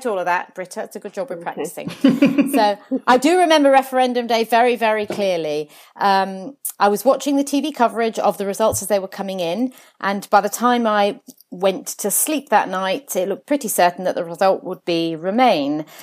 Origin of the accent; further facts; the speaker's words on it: Jersey; now in London, United Kingdom; I was actually born on the island of Jersey in the Channel Islands, oh, where, where my parents had moved to from Italy